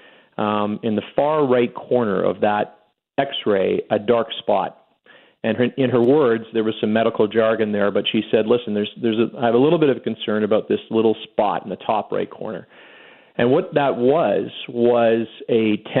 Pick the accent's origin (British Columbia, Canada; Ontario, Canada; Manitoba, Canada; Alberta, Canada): Manitoba, Canada; Winnipeg; moved away as an adult; now in Calgary, Canada; I'm from Winnipeg for sure. I'm one of those guys always crusading about how special my upbringing was. And I have to say, I learned everything in Winnipeg